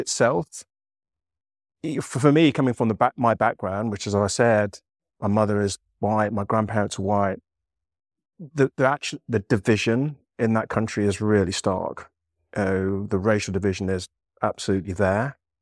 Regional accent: Leicester, East Midlands, United Kingdom; moved away as an adult; growing up in Leicester, you'd encountered all this pretty much every single racial slur you could imagine from the age of five

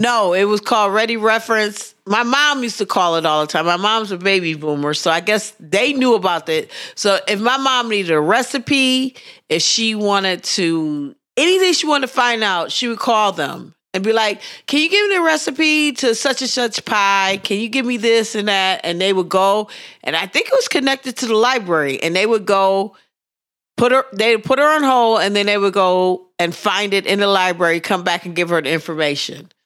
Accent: Pittsburgh, Pennsylvania, United States; accent: Pittsburgh; moved away; my Pittsburgh accent

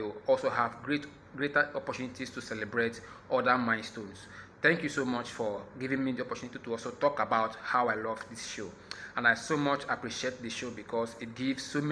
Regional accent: Nigeria; I am from Nigeria

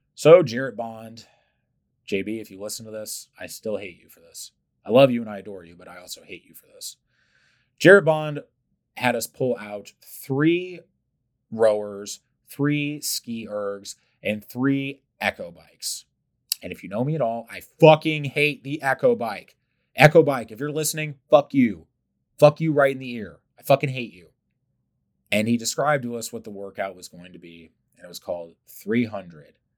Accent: St. Louis, Missouri, United States; growing up, young public school kid here in St. Louis

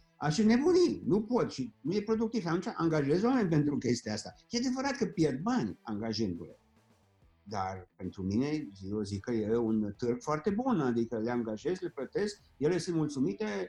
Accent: Orăștie, Hunedoara County, Romania; also born or lived in Germany; now in Florida, United States; la orăștie, de unde sunt eu

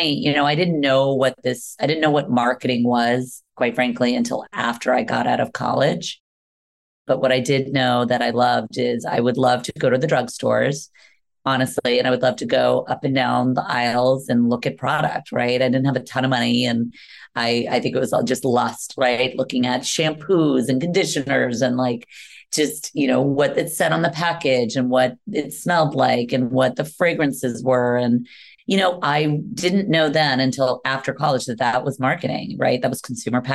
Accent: Washington, District of Columbia, United States; moved away; I grew up right in Washington, D.C.

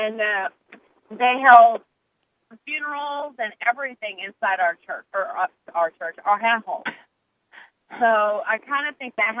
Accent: Wichita, Kansas, United States; I grew up in Wichita, Kansas, you know, good old Hurricane Alley.

